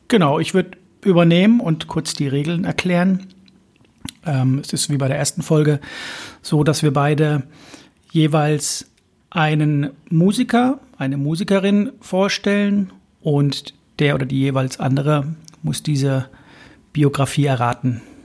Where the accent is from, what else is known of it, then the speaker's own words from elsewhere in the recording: Hamburg, Germany; in meiner Heimatstadt